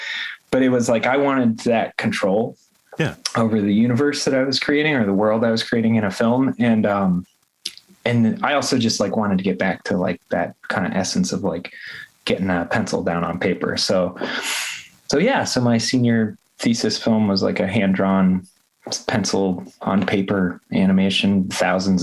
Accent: southwestern New Hampshire, United States; now in Baltimore, United States; I grew up in rural New Hampshire, kind of southwestern New Hampshire in the woods.

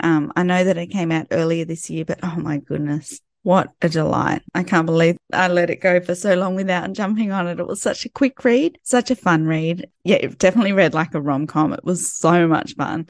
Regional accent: Sydney, New South Wales, Australia; my hometown

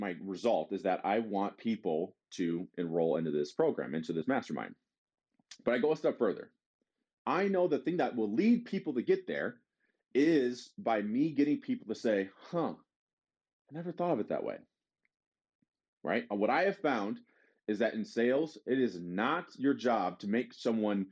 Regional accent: Detroit, Michigan, United States; We're all from Detroit

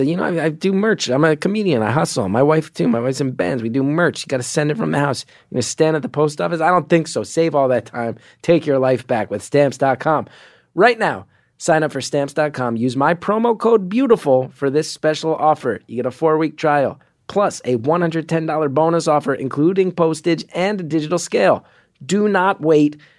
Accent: East Coast, United States; I grew up on the East Coast

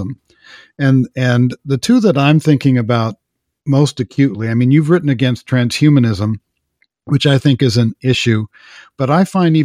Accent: Los Angeles, California, United States; I grew up in Los Angeles

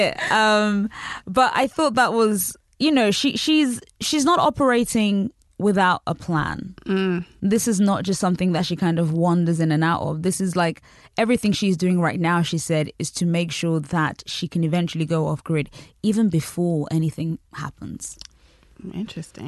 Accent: United Kingdom; also born or lived in Nigeria; I I grew up in Britain and also in Nigeria.

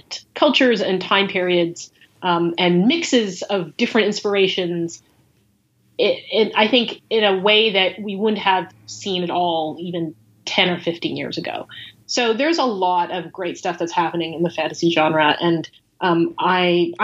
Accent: United States; we as Asian American creators

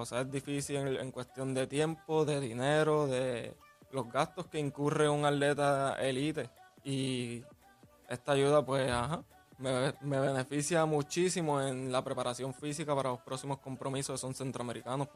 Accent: Puerto Rico; Como puertorriqueño

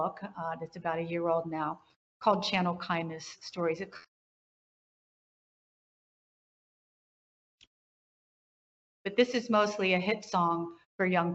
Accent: West Virginia, United States; I grew up in West Virginia, and you just got on with it

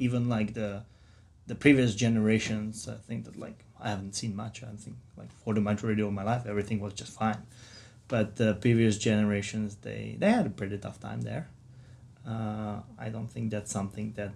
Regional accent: Czechia; moved away as an adult; now in United States; I come from the Czech Republic

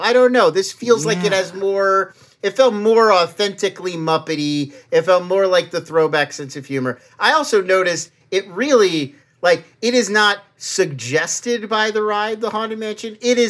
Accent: Irvine, California, United States; I grew up in Irvine, which is just down the road from Anaheim.

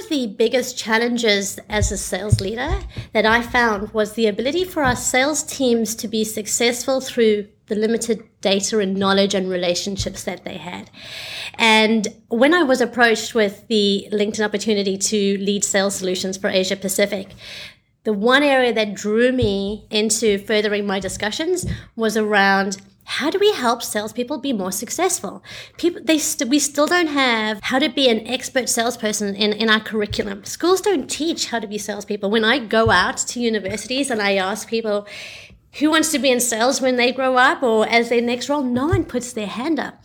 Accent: South Africa; moved away as an adult; also born or lived in Australia; now in Singapore; I was born in South Africa

